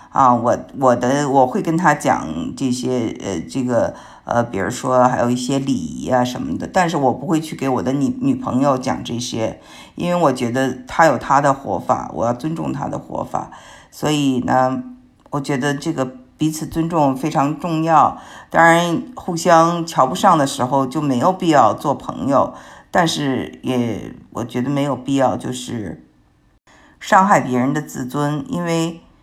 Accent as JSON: {"language": "Chinese", "region": "Beijing", "country": "China", "moved": "yes", "lives_now": "United States", "said": "因为我是北京人"}